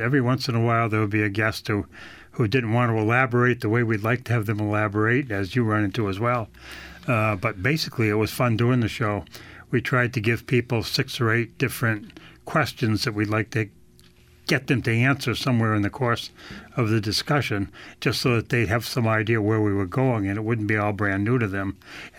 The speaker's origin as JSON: {"language": "English", "town": "Claremont", "region": "New Hampshire", "country": "United States", "tie": "born or raised there", "said": "No, I'm a New Hampshire native. Both my wife and I are from New Hampshire. I grew up in Claremont on the Vermont border, and she's from Manchester."}